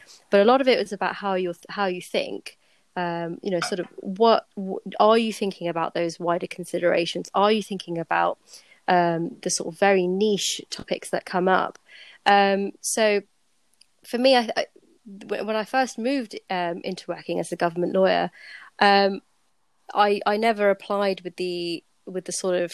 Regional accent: Slough, South East England, United Kingdom; my dad runs a private practice firm in my hometown, and I ended up working with him, training, learning a lot

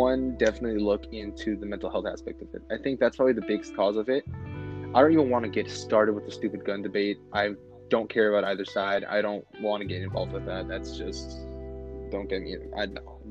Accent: Las Vegas, Nevada, United States; we're from Vegas

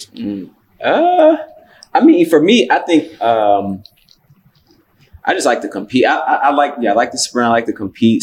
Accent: Cincinnati, Ohio, United States; I'm from Cincinnati

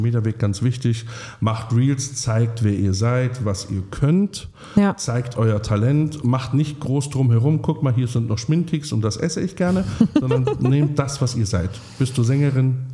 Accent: a small Bavarian village, Germany; moved away; ich komme von so einem, aus so einem ganz kleinen mhm. bayerischen Dorf mit fünf Häusern Häusern

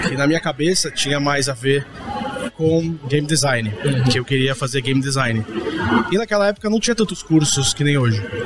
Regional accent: Santos, São Paulo, Brazil; moved away as an adult; eu tenho 28 anos de idade, sou de Santos.

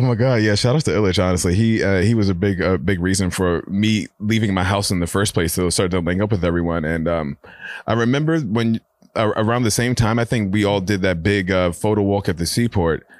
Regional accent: New York City, New York, United States; I've been a born and raised New Yorker

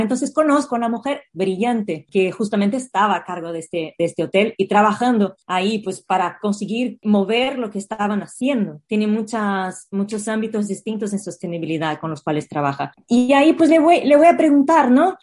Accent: Brazil; Spanish is a second language; moved away as an adult; now in Spain; soy brasileña, vivo en España hace casi 11 años ya ahora

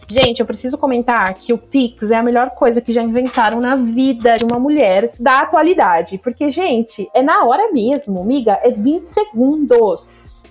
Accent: Brazil; Eu sou muito do Brasil. Tenho zero vontade de morar fora

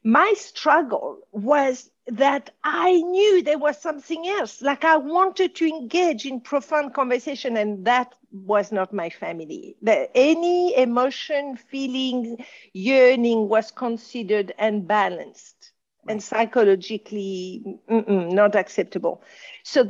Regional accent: Casablanca, Casablanca-Settat, Morocco; accent: French; English is a second language; also born or lived in France; I was being brought up in Casablanca.

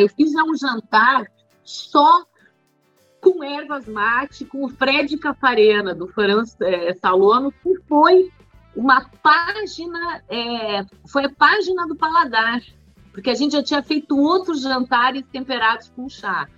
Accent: Rio Grande do Sul, Brazil; Eu sou gaúcha

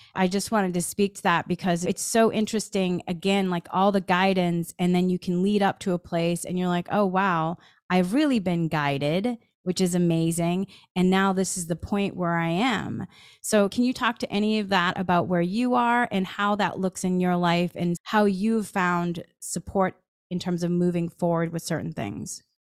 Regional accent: Massachusetts, United States; I grew up in Massachusetts

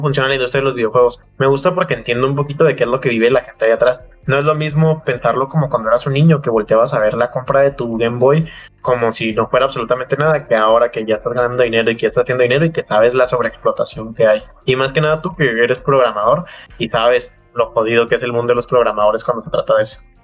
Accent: Mexico; somos mexicanos

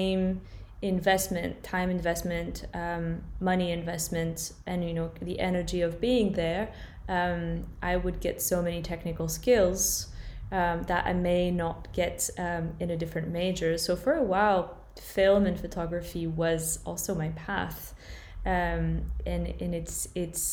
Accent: France; moved away as an adult; also born or lived in California, United States / London, United Kingdom / Berlin, Germany; I was born and raised in France, although I spent quite a few years living in California as a child

